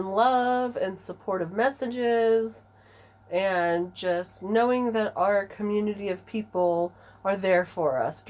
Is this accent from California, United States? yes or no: yes; Southern California, United States; I grew up in Southern California.